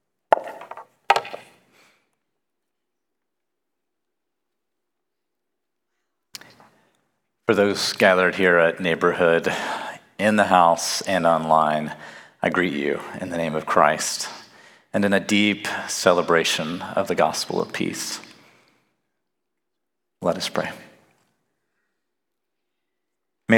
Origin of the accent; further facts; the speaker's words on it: Nacogdoches, Texas, United States; moved away as an adult; also born or lived in Wheaton, Illinois / Chicago, Illinois; I'm originally from Nacogdoches in East Texas, where people talk normal